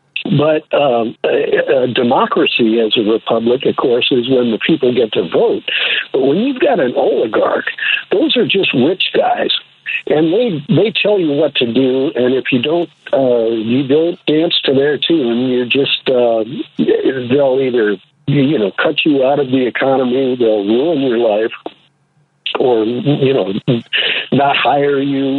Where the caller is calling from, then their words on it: San Francisco, California, United States; Well, I'm the one from San Francisco.